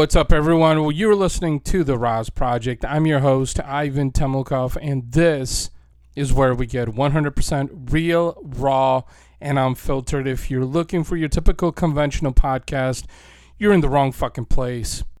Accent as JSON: {"language": "English", "town": "St. Louis", "region": "Missouri", "country": "United States", "tie": "born or raised there", "said": "right here in my hometown, Saint Louis, Missouri"}